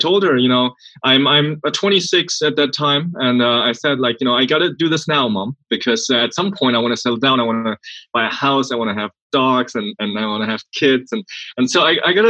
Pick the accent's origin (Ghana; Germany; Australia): Germany; accent: German; English is a second language; moved away as an adult; also born or lived in Sweden / Silicon Valley, United States; now in United States; I grew up in Germany. That's why the weird German accent.